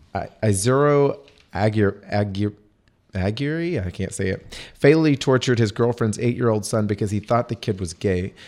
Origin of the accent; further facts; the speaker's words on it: Yoakum, Texas, United States; I'm from Yoakum.